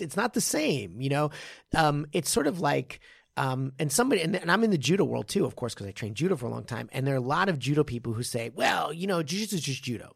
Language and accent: English; Japan; I, I'm from Jap-, Japan.